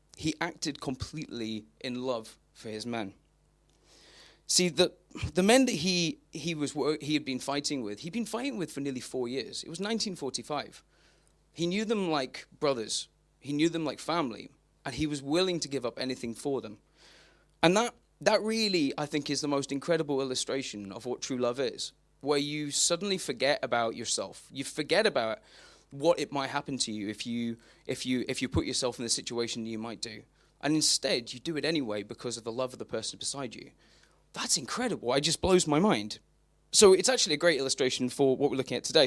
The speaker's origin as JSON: {"language": "English", "country": "United Kingdom", "said": "British people have lots of word f, words for rain because we see it a lot"}